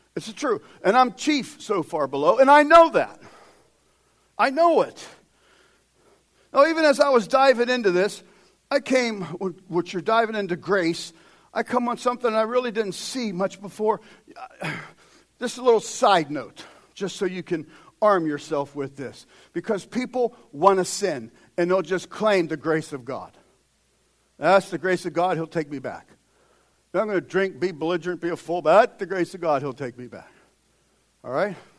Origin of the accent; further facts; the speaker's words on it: United States; we as American Christians